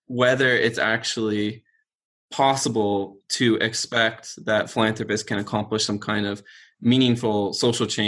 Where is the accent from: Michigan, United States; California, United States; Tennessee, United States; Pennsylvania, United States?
California, United States; Eureka; I grew up in Eureka, California.